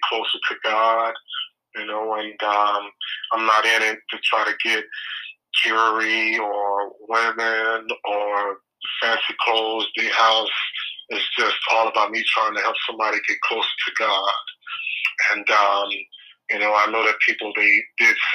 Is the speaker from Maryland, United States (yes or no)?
no; Biloxi, Mississippi, United States; also born or lived in Lexington, Mississippi; that's the city that my mother brought me to when I was 2 years old.